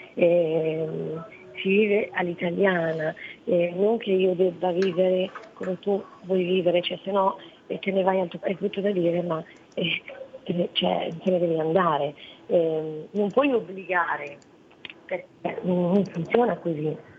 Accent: Italy; also born or lived in Morocco; io sono nata in Marocco e sono, sono da qua che avevo quattro anni

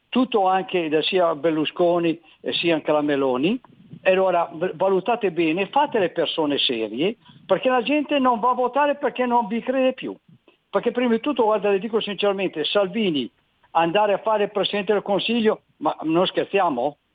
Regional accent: Gallarate, Lombardy, Italy; born there; now in Cardano al Campo, Italy; sono nato, son nato, a Gallarate, però adesso sono qui ai confini, però vorrei ritornare a Gallarate.

